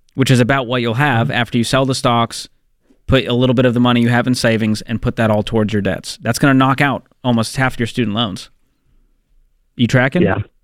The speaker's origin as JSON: {"language": "English", "town": "Boston", "region": "Massachusetts", "country": "United States", "tie": "born or raised there", "moved": "yes", "said": "my hometown, Boston, Massachusetts"}